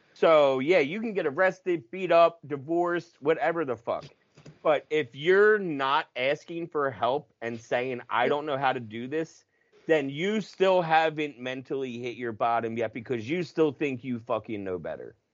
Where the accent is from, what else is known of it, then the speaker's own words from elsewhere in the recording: United States; I'm grew, grew up ten minutes from Philly